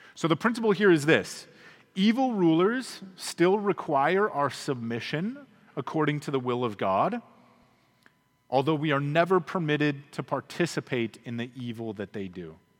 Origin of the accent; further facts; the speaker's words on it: United States; us as American Christians